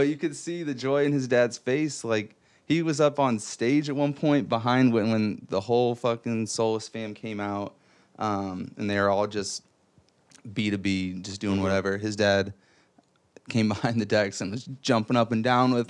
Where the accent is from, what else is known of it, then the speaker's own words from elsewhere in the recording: Fort Wayne, Indiana, United States; I grew up in Fort Wayne